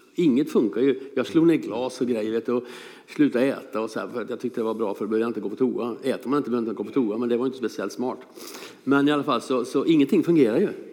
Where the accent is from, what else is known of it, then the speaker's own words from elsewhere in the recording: Hönsa, Ramsberg parish, Örebro County, Sweden; also born or lived in Same, Tanzania / Lebanon; Vi bodde i Hönsa.